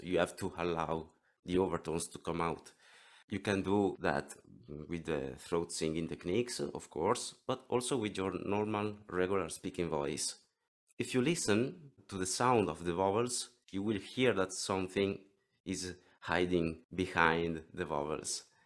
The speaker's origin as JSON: {"language": "English", "area": "near Venice", "region": "Veneto", "country": "Italy", "second_language": "English", "said": "I come from Italy, near Venice. If you know the beautiful Venice, I live nearby"}